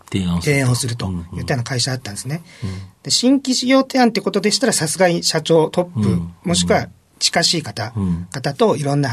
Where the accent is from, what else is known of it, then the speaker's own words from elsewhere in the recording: Yuzawa, Akita, Japan; あの、秋田県の湯沢市っていうところなので、